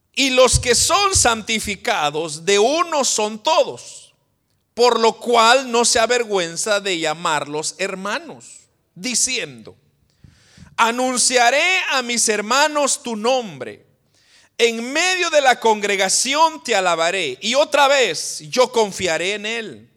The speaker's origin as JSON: {"language": "Spanish", "country": "Guatemala", "said": "los que somos de Guatemala, usted dice, ¿por qué nací yo en Guatemala?"}